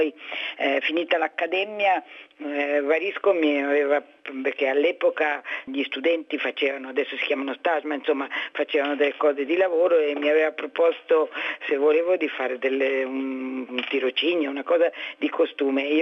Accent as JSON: {"language": "Italian", "region": "Ticino", "country": "Switzerland", "moved": "as an adult", "lives_now": "Milan, Italy", "said": "Ma io io sono svizzera, ticinese, sono venuta a Milano per fare scenografia perché era una cosa che poteva accontentare la famiglia e non sarei dovuta andare a Zurigo a fare architettura o altro."}